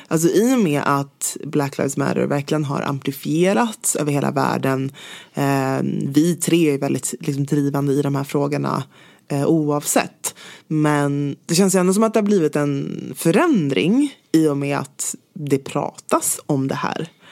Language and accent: Swedish; Stockholm, Stockholm County, Sweden; also born or lived in London; Det är där jag är uppvuxen.